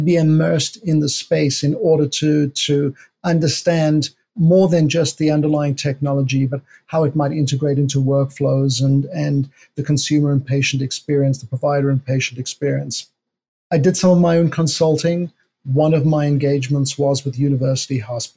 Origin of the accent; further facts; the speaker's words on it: South Africa; moved away as an adult; also born or lived in New York City; I'm from South Africa.